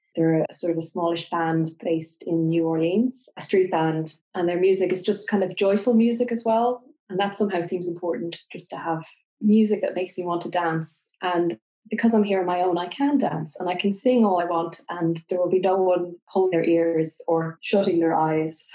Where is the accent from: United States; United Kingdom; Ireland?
Ireland; I'm Irish and in Ireland